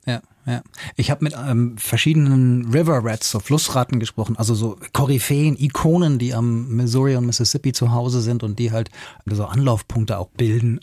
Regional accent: Hanau, Hesse, Germany; born or raised there

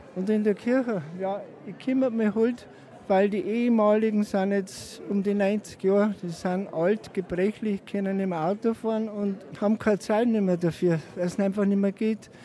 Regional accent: Untergrafenried, Bavaria, Germany; Ich bin in Untergrafenried geboren um 1946 und habe die Nachkriegszeit da an der Grenze alles als Kind und Jugendlicher

